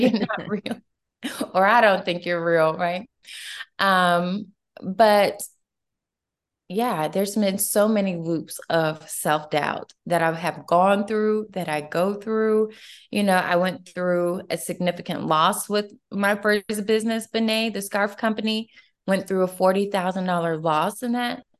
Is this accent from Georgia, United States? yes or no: yes; Atlanta, Georgia, United States; I'm originally from Atlanta, Georgia. So I'm a true Georgia girl through and through